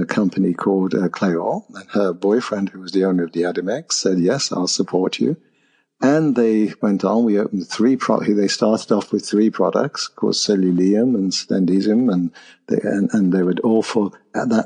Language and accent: English; Nottingham, East Midlands, United Kingdom; I was born in Nottingham, by the way. And I opened a health club there